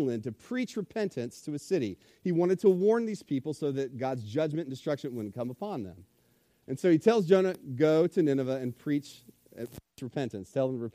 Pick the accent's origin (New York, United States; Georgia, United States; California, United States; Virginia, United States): Virginia, United States; Richmond; I grew up in Richmond, Virginia, on the north side of town